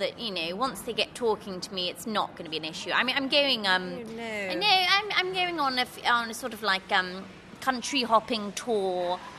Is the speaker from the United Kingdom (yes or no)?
yes; England, United Kingdom; No, I say, okay, I'm English, don't worry about it. Yeah, I speak a bit of French, you know, from school.